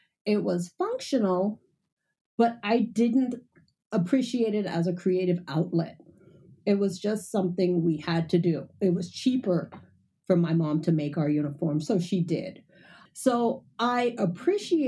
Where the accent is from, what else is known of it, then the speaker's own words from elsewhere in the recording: Bahamas; I grew up in the Bahamas and my mom sewed all the time